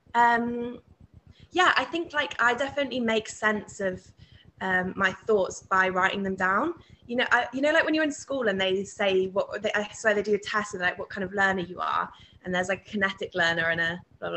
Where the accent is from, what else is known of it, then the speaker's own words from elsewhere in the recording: Leeds, Yorkshire and the Humber, United Kingdom; I'm from Leeds